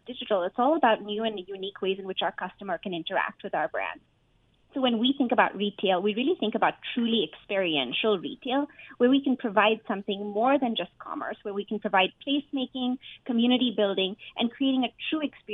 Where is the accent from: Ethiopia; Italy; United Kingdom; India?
India; now in United States; my home country of India